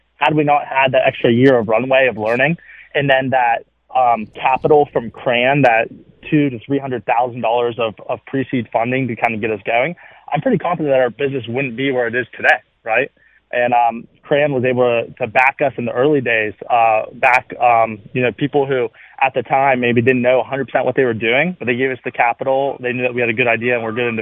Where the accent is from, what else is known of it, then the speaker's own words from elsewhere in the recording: Wheeling, West Virginia, United States; I'm from Wheeling, born and raised